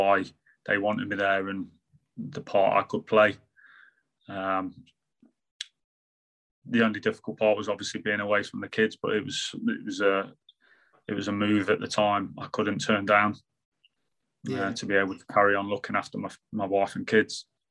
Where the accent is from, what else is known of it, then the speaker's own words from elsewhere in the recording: Sutton-in-Ashfield, East Midlands, United Kingdom; I was born in Nottinghamshire. I was born in Sutton and Ashfield